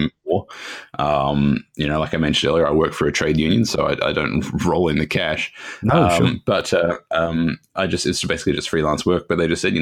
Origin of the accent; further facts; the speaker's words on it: Australia; I'm Australian